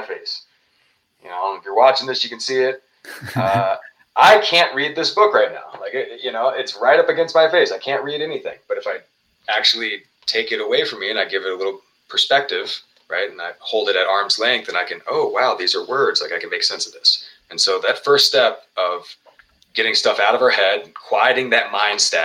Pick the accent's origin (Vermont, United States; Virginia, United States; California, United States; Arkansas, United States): Virginia, United States; Richmond; here in Richmond, Virginia, my hometown